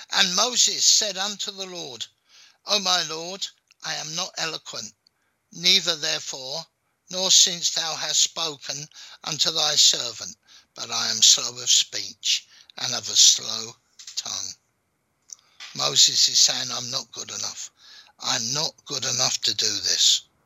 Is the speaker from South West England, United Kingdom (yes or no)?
no; London, United Kingdom; accent: London; I was born in London